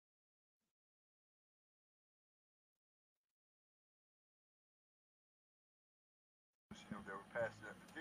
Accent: Arkansas, United States; that was my home state

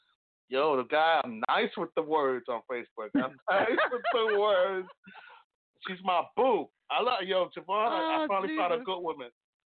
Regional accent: Bronx, New York, United States; I'm from the Bronx, yeah.

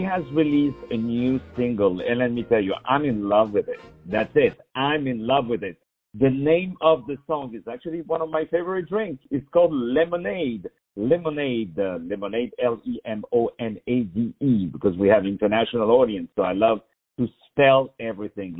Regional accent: Paris, Île-de-France, France; now in New York, United States; from Paris, which is also my hometown

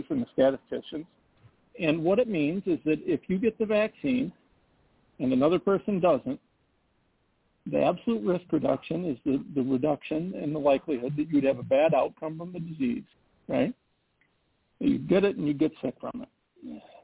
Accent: Midwest, United States; I'm a Midwesterner and grew up in a rural area

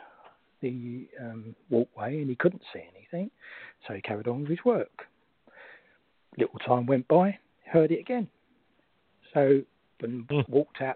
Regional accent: London, United Kingdom; I'm from South East London. I moved to South East London when I was a kid, close to where I live, there's a place called Blackheath.

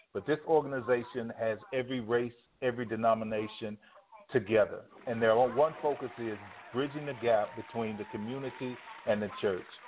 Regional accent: Dallas, Texas, United States; now in Houston, United States; Right now, I'm in Houston. I'm from Dallas

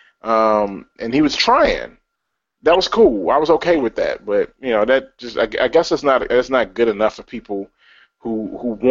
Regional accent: Chicago, Illinois, United States; I'm from Chicago

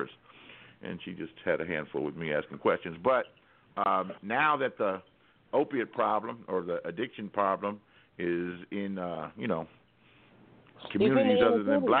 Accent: Los Angeles, California, United States; I grew up in Los Angeles

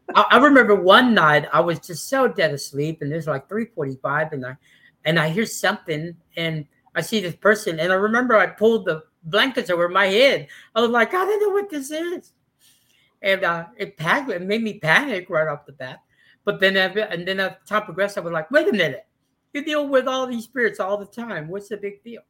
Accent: West Texas, United States; also born or lived in Mexico (ancestry); now in Austin, United States; I come from West Texas, but I've been living in Austin for 36 years

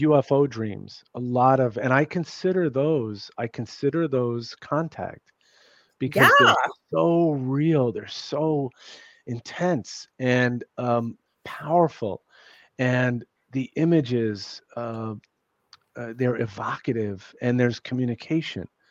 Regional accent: New York City, New York, United States; I grew up in New York City

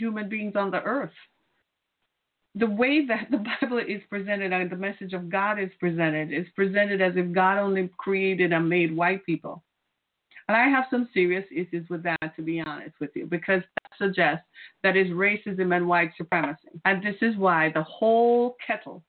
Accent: Jamaica; now in United States; I'm from Jamaica.

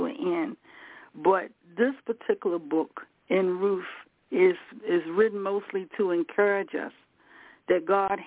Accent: the South, United States; moved away; we was raised in the South, but we came up north, region of the United States

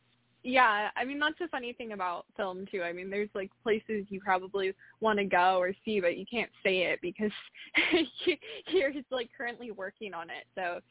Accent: Monterrey, Nuevo León, Mexico; moved away; my hometown to explore some of the locations that I experienced growing up in.

